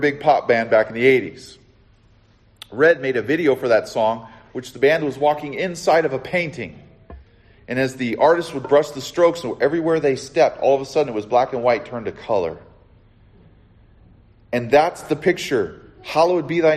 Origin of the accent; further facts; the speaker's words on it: Southern California, United States; also born or lived in the Carolinas; I'm from Southern California, where it's like granola